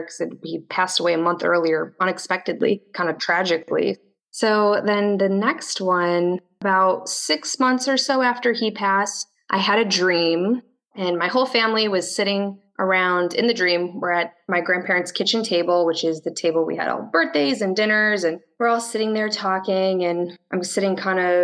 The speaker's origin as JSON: {"language": "English", "town": "Chicago", "region": "Illinois", "country": "United States", "also_born_or_lived": "Orlando, Florida / Tallahassee, Florida", "moved": "yes", "lives_now": "Tampa, United States", "said": "I'm in Tampa, Florida, but I'm originally from the Chicago area"}